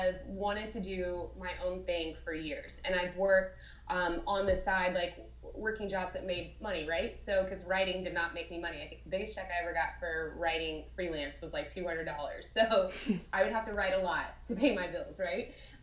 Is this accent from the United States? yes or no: yes; Alabama, United States; moved away as an adult; now in Orlando, United States; I'm born and raised in Alabama, graduated from the University of Alabama